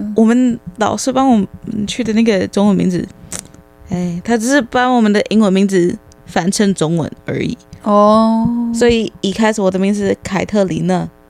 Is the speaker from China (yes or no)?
no; United States; Chinese is a second language; moved away as an adult; also born or lived in Tainan, Taiwan; now in Taiwan; 然后在美国我们高中是四年